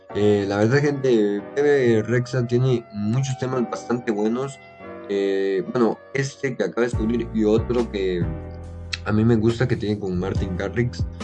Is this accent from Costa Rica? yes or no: yes; Costa Rica; acá en mi país, Costa Rica